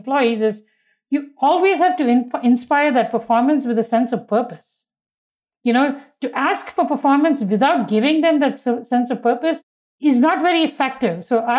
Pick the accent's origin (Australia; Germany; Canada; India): India; You know, when I was young and I grew up in India, which was very different then than it is today